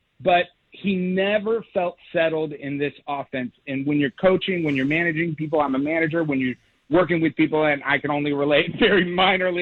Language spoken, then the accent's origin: English; Tennessee, United States; now in Los Angeles, United States; I grew up in Tennessee